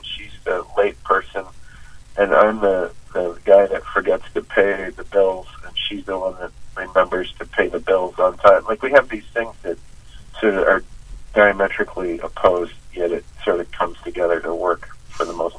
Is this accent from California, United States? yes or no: no; Western Wisconsin, United States; I grew up in Western Wisconsin